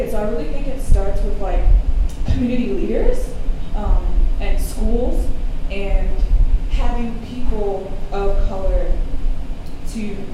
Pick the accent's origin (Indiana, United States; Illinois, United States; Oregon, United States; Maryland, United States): Maryland, United States; Baltimore; I'm from Baltimore